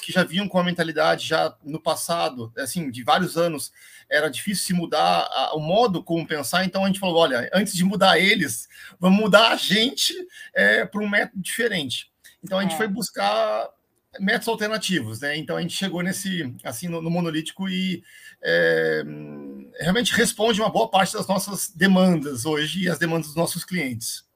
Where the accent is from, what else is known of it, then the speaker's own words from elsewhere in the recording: Londrina, Paraná, Brazil; eu sou londrinense, né? É, nasci em Londrina, no norte do Paraná